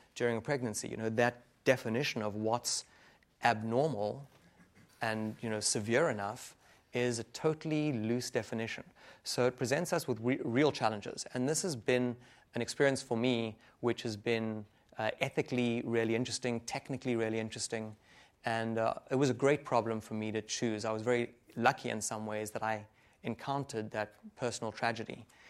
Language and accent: English; Johannesburg, Gauteng, South Africa; moved away; Africa, in Johannesburg, my hometown